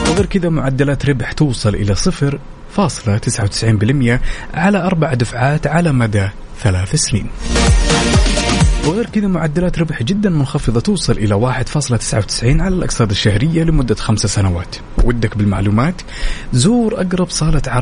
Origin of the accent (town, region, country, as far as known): Syria; now in Dammam, Saudi Arabia